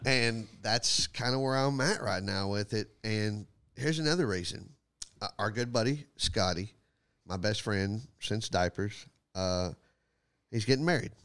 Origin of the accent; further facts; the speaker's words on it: Texas, United States; moved away; I'm probably gonna be down for a few days in Texas. I will go to my hometown